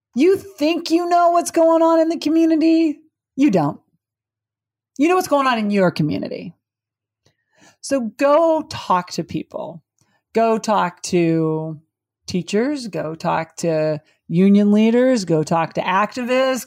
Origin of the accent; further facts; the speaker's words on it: Butte, Montana, United States; moved away; I grew up in Butte, Montana